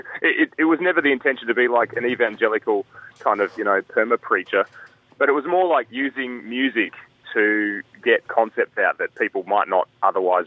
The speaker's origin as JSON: {"language": "English", "region": "Northern Territory", "country": "Australia", "tie": "born or raised there", "said": "I was born in the Northern Territory in 1983 to an American mother who ran away from the Cold War"}